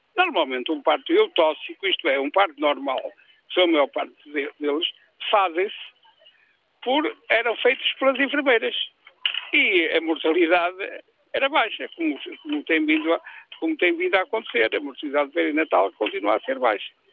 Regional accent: Barcelos, Norte, Portugal; also born or lived in Moledo do Minho; now in Moledo, Portugal; sou daqui, sou de Barcelos, trabalhei em Barcelos, vivo aqui

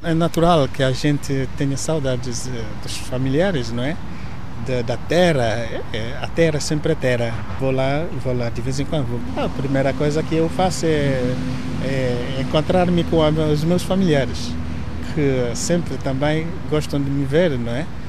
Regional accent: southern Nigeria, Nigeria; first language Igbo; Portuguese is a second language; moved away as an adult; now in Portugal; Eu nasci na Nigéria. Ah, eu nasci no sul da Nigéria

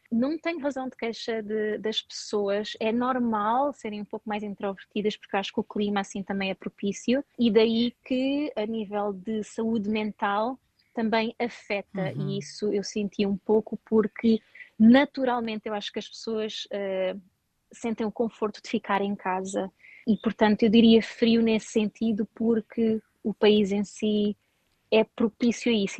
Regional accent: Portugal; moved away as an adult; also born or lived in Singapore / United States / Sweden; now in Thailand; eu saí de Portugal para ir para o Sudeste Asiático

